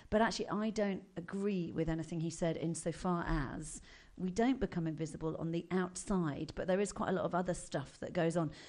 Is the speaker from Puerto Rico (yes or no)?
no; Buckinghamshire, South East England, United Kingdom; Where did I grow up? In Buckinghamshire.